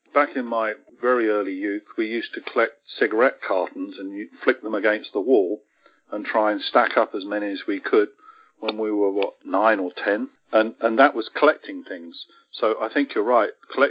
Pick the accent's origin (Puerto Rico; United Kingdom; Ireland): United Kingdom; England; moved away; I'm from England